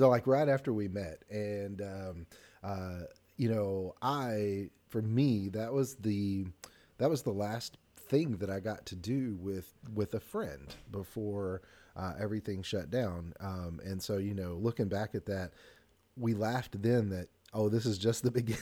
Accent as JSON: {"language": "English", "region": "the South", "country": "United States", "said": "as a Southerner"}